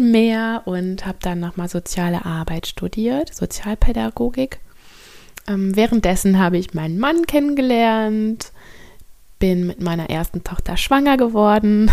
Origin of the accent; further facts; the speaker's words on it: North Rhine-Westphalia, Germany; moved away as an adult; now in Bornholm, Denmark; Also ich bin in Deutschland am Niederrhein geboren und aufgewachsen